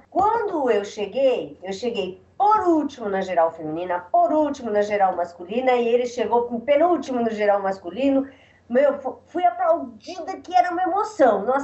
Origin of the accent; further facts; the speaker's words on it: São Paulo, Brazil; also born or lived in Bahia; eu nadava na Bahia, morava na Bahia, mas eu sou de São Paulo, mas